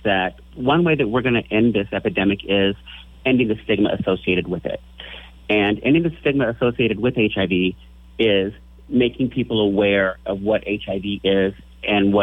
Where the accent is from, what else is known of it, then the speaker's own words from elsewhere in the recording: Lincoln, Nebraska, United States; I grew up here in Lincoln, Nebraska